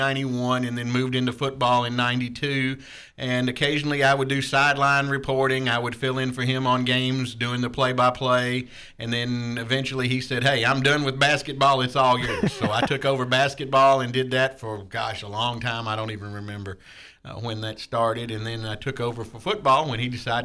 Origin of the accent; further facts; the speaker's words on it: Clarksville, Tennessee, United States; also born or lived in Alabama; We grew up in Clarksville